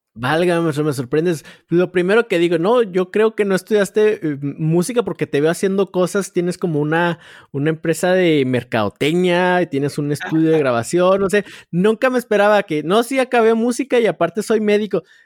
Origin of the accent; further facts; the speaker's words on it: Chihuahua, Mexico; yo soy de aquí de, Chihuahua